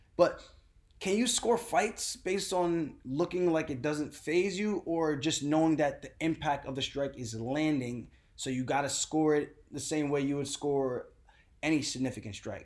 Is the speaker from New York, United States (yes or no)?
yes; New York, United States; I'm coming from New York